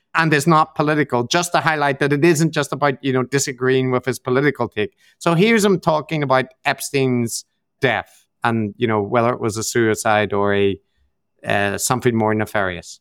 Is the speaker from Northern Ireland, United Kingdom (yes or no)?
yes; Northern Ireland, United Kingdom; I'm from Northern Ireland